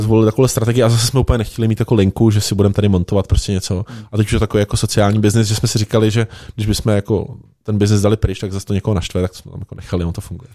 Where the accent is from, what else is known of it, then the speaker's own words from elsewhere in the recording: Liberec, Liberec Region, Czechia; já jsem z Liberce